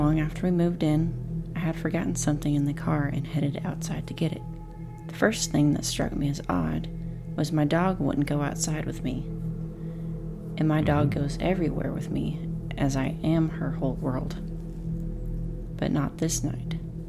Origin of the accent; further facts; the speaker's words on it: Oregon, United States; also born or lived in Las Vegas; Me growing up in Oregon, that's where I want to move.